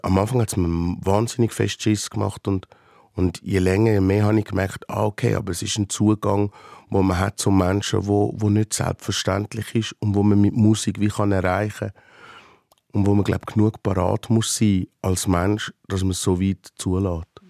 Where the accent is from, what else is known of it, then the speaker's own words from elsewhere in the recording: Switzerland; in meiner Heimat